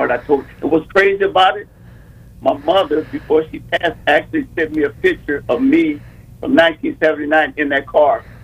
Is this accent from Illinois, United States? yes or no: yes; East St. Louis, Illinois, United States; So, uh, when I was growing up in East St. Louis, I was the homecoming king, and they picked me up.